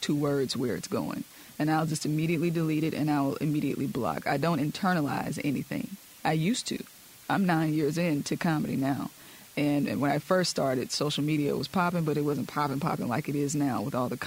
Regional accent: Mississippi, United States; I am from Mississippi. I'm a product of Mississippi

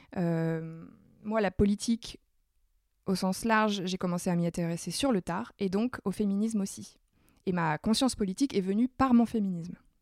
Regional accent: Nord, Hauts-de-France, France; je suis ch'ti

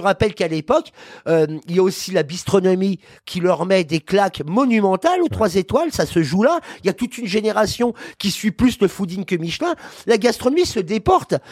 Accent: Paris, Île-de-France, France; Je suis parisien déjà

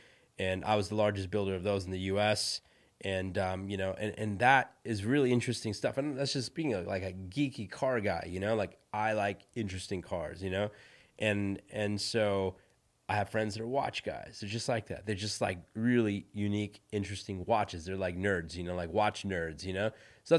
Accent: India; So I'm from India, right? My background is Indian. I was born in India. I grew up Hindu.

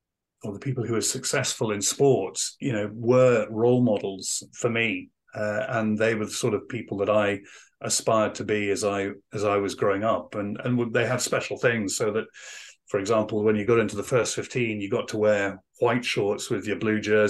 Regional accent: West Aberdeenshire, Scotland, United Kingdom; I was brought up in West Aberdeenshire

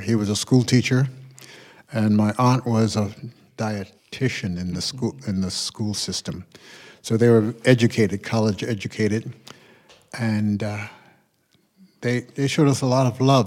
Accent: Perth Amboy, New Jersey, United States; also born or lived in Philadelphia; we grew up in the small town of Perth Amboy, New Jersey

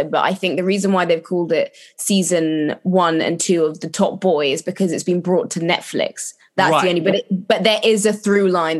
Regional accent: London, United Kingdom; I grew up in London.

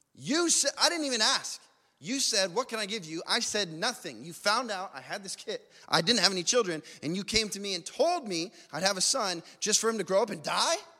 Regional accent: Las Vegas, Nevada, United States; I grew up in Vegas

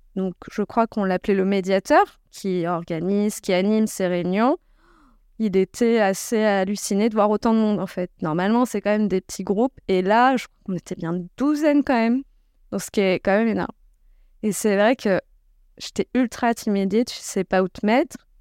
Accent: Creuse, Nouvelle-Aquitaine, France; je suis née en Creuse

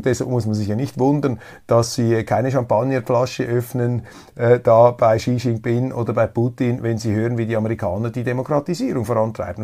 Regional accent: Switzerland; als Neutraler, als Schweizer

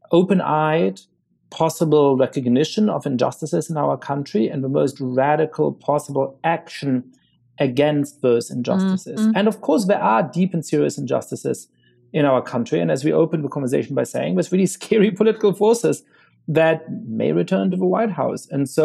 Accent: New York City, New York, United States; as a black man growing up in New York City, a lot of the times you would experience stop and frisk tactics

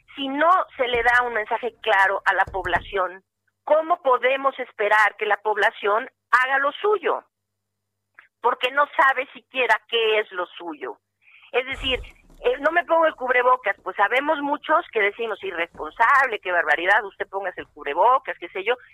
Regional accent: Mexico; yo soy mexicana

